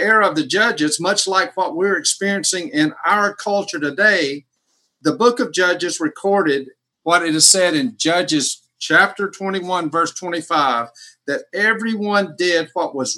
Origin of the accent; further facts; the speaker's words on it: United States; I'm an American Christian.